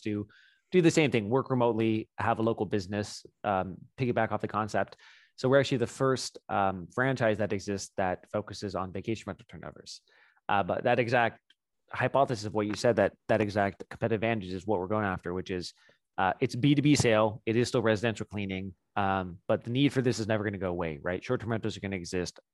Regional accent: South LA, North Orange County, California, United States; I grew up in, um, South L A, North Orange County area

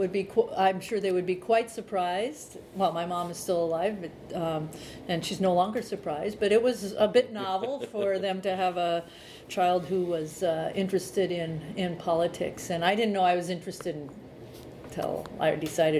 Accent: central Illinois, United States; now in Montana, United States; I grew up on a farm in central part of Illinois.

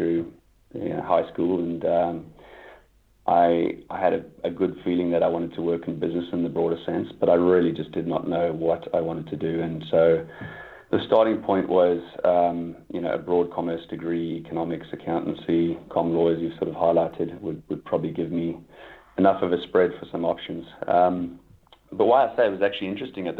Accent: KwaZulu-Natal, South Africa; also born or lived in Stellenbosch; we, growing up in Natal and from that area

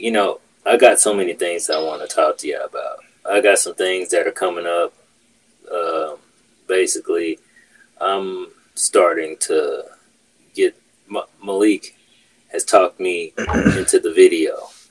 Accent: Kansas City, Missouri, United States; now in St. Louis, United States; I came from Kansas City. Totally different, you know, sides of Missouri. Totally different types of people. Like, and maybe it's just the fact that I'm used to Kansas City and Kansas City people.

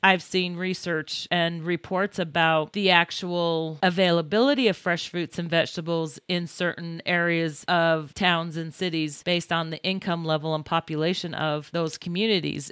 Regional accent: Utah, United States; also born or lived in Libertyville, Illinois; I was born in Libertyville, Illinois, and we moved to Utah when I was three years old, so I really didn't know the area

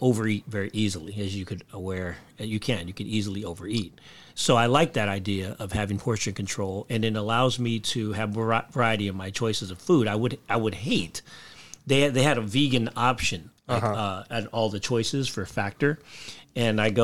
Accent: Philippines; I'm Filipino

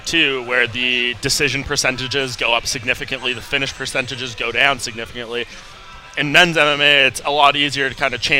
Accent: Canada; also born or lived in Toronto, Canada; I'm from Canada, sir, where the beer is stronger than United States

